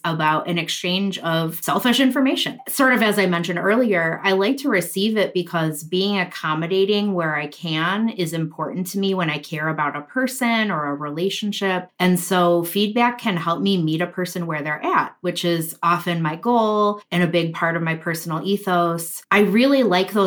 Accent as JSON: {"language": "English", "region": "Midwest", "country": "United States", "accent": "Midwestern", "said": "my Midwestern accent"}